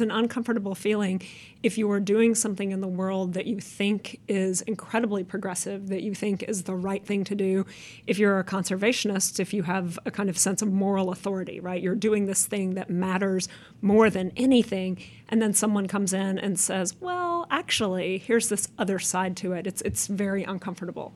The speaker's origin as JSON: {"language": "English", "country": "United States", "said": "as an American"}